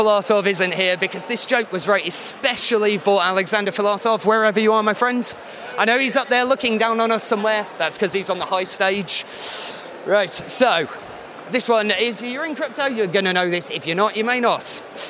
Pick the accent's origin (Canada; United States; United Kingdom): United Kingdom; You know, being very British, it's a play on portmanteau